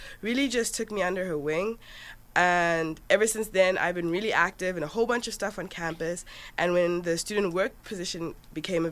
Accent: Johannesburg, Gauteng, South Africa; moved away as an adult; now in United States; So I'm from Johannesburg, South Africa, actually. That's where I grew up.

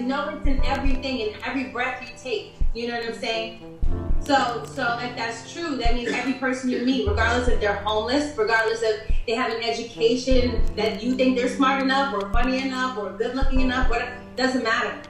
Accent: New York, United States; moved away as an adult; also born or lived in Berlin, Germany; now in Los Angeles, United States; I'm from the East Coast.

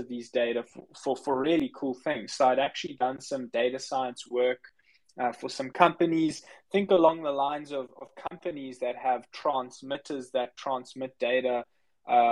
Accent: South Africa; I'm actually from South Africa. That's where I grew up.

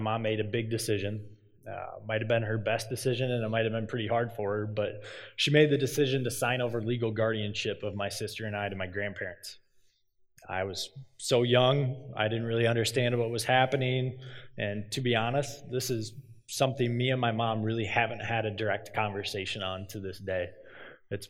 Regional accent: Cedar Falls, Iowa, United States; I'm from Cedar Falls. I grew up in Cedar Falls

